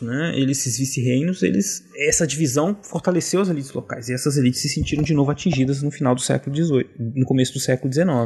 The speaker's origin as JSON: {"language": "Portuguese", "country": "Brazil", "said": "nós brasileiros"}